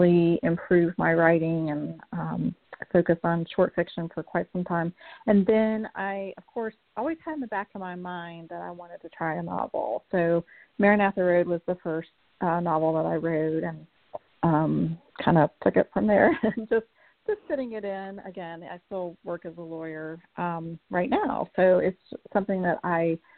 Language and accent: English; Hendersonville, North Carolina, United States; when I was growing up in Hendersonville